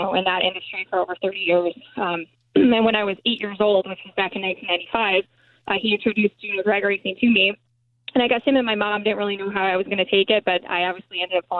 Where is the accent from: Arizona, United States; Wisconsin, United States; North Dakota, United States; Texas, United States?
Wisconsin, United States; also born or lived in Chicagoland area; I'm from Wisconsin